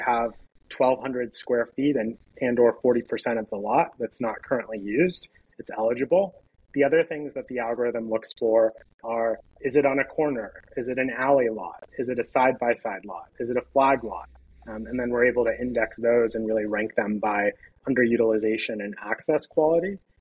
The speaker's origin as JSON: {"language": "English", "town": "Pittsburgh", "region": "Pennsylvania", "country": "United States", "tie": "born or raised there", "said": "Pittsburgh, which is my hometown."}